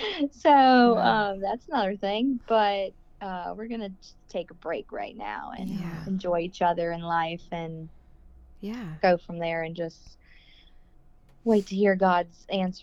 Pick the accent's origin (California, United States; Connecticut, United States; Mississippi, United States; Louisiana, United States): Louisiana, United States; Metairie; accent: drawl; I grew up in New Orleans, actually. Metairie. It's outside of New Orleans, but just say New Orleans.